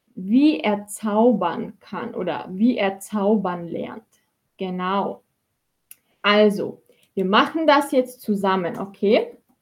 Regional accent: Austria; ich bin aus Österreich ich bin aus Österreich

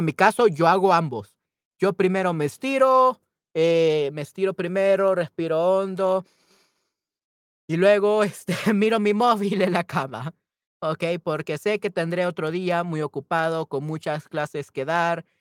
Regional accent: El Salvador; Yo soy de El Salvador

